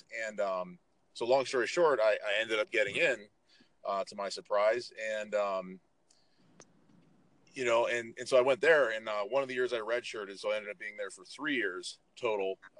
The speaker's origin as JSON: {"language": "English", "town": "San Francisco", "region": "California", "country": "United States", "tie": "born or raised there", "also_born_or_lived": "Central Pennsylvania", "moved": "as an adult", "said": "I was born and raised in San Francisco, you know, in the city, not, you know, in a suburb outside it, but actually in the city. And you know, I was 0 through 18, that's where I was"}